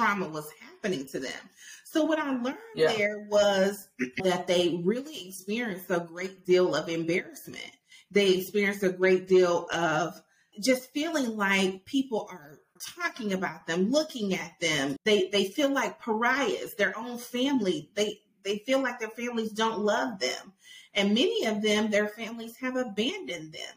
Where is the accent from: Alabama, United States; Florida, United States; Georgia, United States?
Alabama, United States; Auburn; I'm from Auburn, Alabama